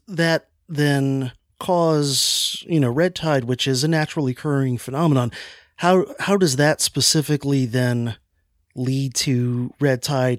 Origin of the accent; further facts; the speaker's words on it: Florida, United States; I'm from Florida. I live in Florida